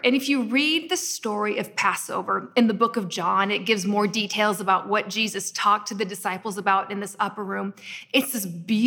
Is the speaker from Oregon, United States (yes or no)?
yes; Portland, Oregon, United States; I was born in Portland, Oregon, in the United States of America